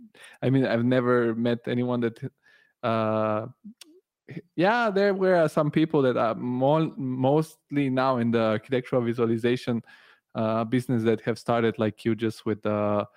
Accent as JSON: {"language": "English", "country": "Italy", "tie": "born or raised there", "also_born_or_lived": "Bulgaria", "moved": "as an adult", "lives_now": "Germany", "said": "I also was born in Bulgaria, but I grew up in Italy and I have an Italian passport too."}